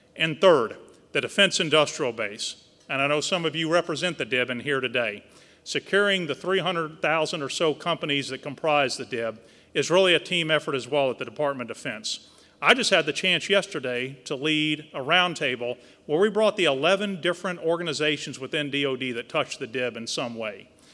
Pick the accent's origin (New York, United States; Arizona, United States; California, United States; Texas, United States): Texas, United States; South; moved away; Growing up in South Texas with a family who had a very small oil field production company near Victoria, Texas